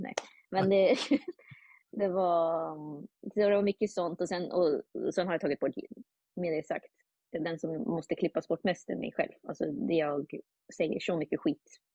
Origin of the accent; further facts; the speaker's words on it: Uppsala, Uppsala County, Sweden; now in New York, United States; jag är från Uppsala